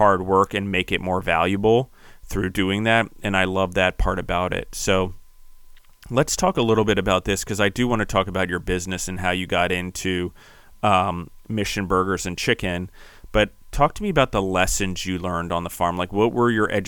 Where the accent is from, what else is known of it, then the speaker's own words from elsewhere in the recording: Maryland, United States; moved away; also born or lived in Pennsylvania; I grew up near orchards in Maryland